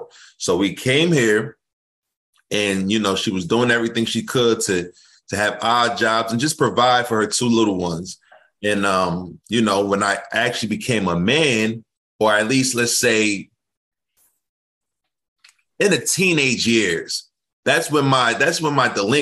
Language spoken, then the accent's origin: English; New Jersey, United States; also born or lived in Liberia; I'm from New Jersey